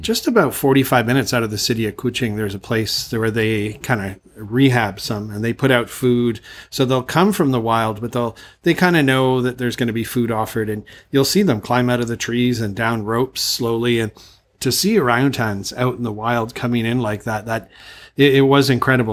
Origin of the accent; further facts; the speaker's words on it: Canada; moved away as an adult; now in Thailand; I'm from Canada